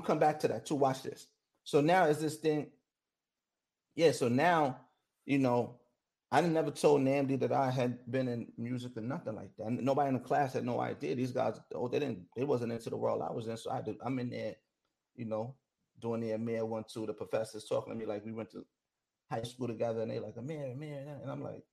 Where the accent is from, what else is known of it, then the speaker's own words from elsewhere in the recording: New York, United States; I'm from New York